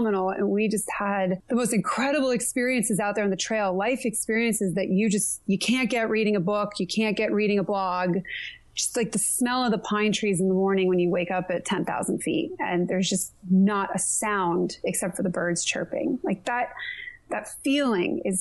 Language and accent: English; Connecticut, United States; moved away as an adult; also born or lived in California / San Diego; now in Bend, United States; I didn't do a ton of backpacking growing up in Connecticut.